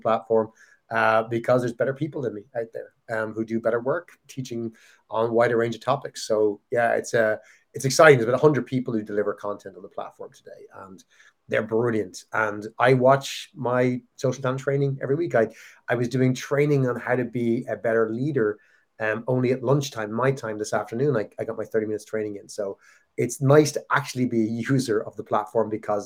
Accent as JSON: {"language": "English", "country": "Ireland", "tie": "born or raised there", "said": "when I was a kid growing up in Ireland"}